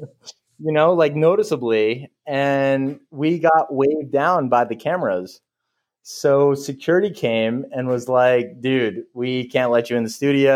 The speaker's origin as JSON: {"language": "English", "town": "Clifton", "region": "New Jersey", "country": "United States", "tie": "born or raised there", "said": "I grew up in Clifton, which is about 15, 20 minutes outside of New York City"}